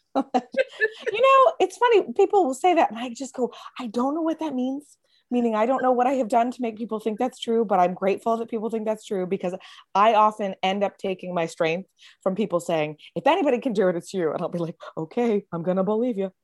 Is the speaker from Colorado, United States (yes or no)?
no; Lynchburg, Virginia, United States; now in Florida, United States; I grew up in uh, Lynchburg, Virginia